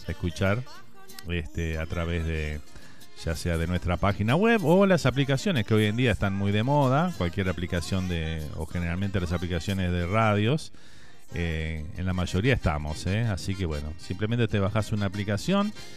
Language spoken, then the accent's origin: Spanish; Uruguay; now in Miami, United States; Salimos del Uruguay y, y todo comparamos con, nuestro país